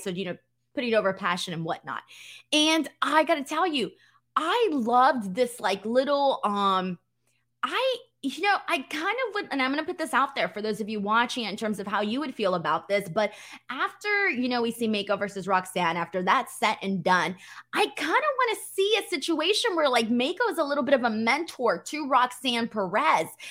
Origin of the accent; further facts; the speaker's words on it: Los Angeles, California, United States; my hometown of, uh, Hollywood